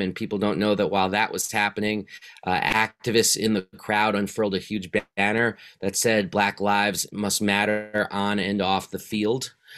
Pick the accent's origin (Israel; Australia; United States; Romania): United States; New York City, New York; grew up in New York City in the nineteen eighties as a total sports obsessive.